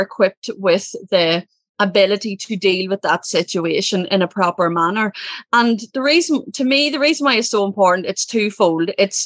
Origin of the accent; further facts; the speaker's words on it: Ireland; I'm from Ireland. I come from a family. There's six children. I'm the second. And, pretty typical Irish childhood